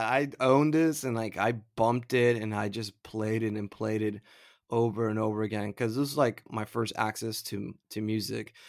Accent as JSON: {"language": "English", "region": "Florida", "country": "United States", "said": "I'm from Florida"}